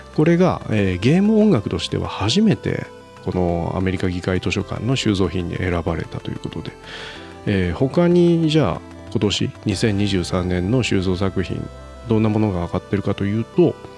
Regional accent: Japan

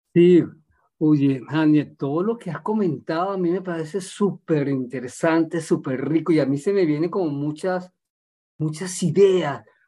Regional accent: Caracas, Capital District, Venezuela; soy caraqueño también y, y aquí en Caracas

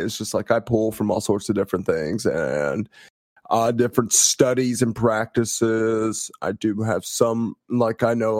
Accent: Missouri, United States; I think I'm allowed to insult my home state as much as possible, and I do not regret the things I've said about Missouri.

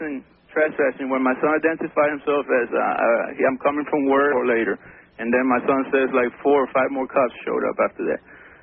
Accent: Colombia; now in Miami, United States; from Colombia.

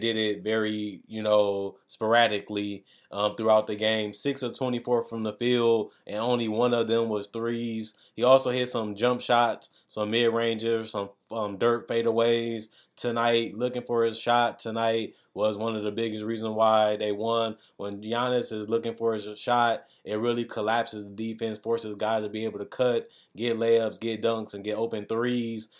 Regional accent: Milwaukee, Wisconsin, United States; I am from Wisconsin and I'm from Milwaukee

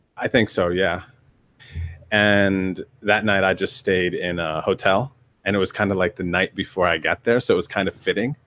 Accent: northeastern Pennsylvania, United States; also born or lived in Yuma, Arizona / North Carolina; now in California, United States; the majority of my childhood was in northeastern Pennsylvania, but my, I was born in Yuma, Arizona

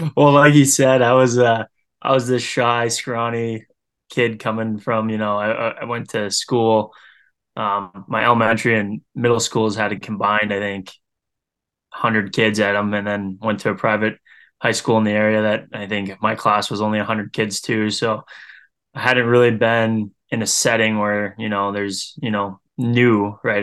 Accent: Green Bay, Wisconsin, United States; growing up in Green Bay

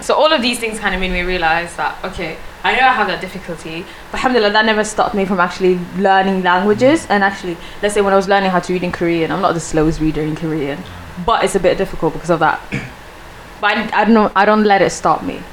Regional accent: Sweden; first language Swedish; English is a second language; moved away; I was from Sweden myself.

